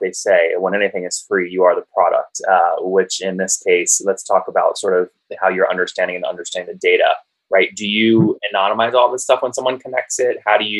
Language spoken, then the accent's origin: English; Loudoun County, Northern Virginia, United States; born or raised there